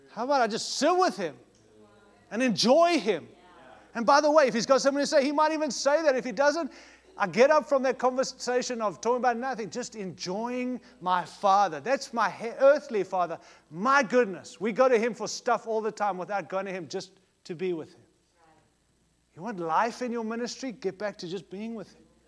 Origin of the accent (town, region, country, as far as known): United States